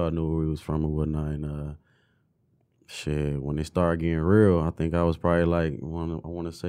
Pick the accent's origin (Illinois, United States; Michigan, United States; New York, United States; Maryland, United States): Michigan, United States; Detroit; Yeah, I'm from Detroit. I'm from Joy Road, man. Joy Road and Hartwell.